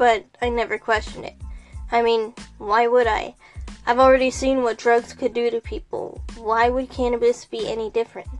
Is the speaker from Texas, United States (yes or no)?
yes; Texas, United States; I grew up in Texas